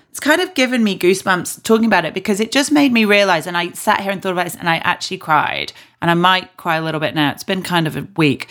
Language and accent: English; Yorkshire and the Humber, United Kingdom; I'm obviously from Yorkshire